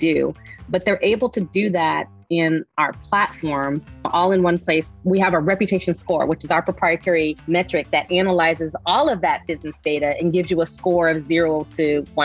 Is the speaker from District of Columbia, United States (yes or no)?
yes; Washington, District of Columbia, United States; I'm from the Washington, D.C. area